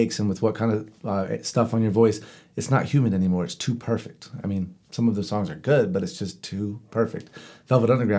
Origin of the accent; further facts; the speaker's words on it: Charlotte, North Carolina, United States; I grew up in Charlotte